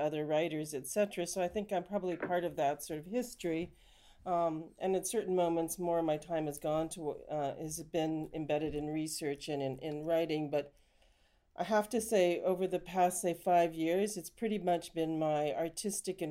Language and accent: English; Canada; now in United Kingdom; You can probably tell from my accent, I'm actually from Canada.